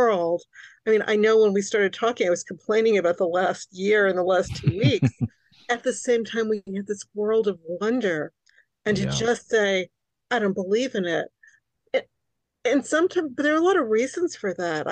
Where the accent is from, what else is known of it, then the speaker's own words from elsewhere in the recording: New York City, New York, United States; first language Hungarian; English is a second language; I was born in New York City to very, very recent immigrants